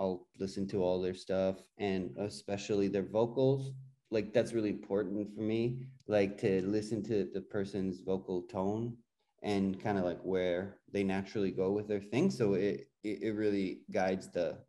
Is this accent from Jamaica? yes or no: no; Jerusalem, Jerusalem District, Israel; moved away as an adult; also born or lived in Berklee (Boston), United States; now in Toronto, Canada; I grew up in Jerusalem